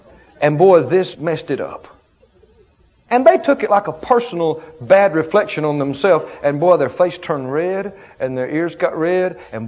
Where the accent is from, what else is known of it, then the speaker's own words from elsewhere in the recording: the South, United States; I grew up in the South.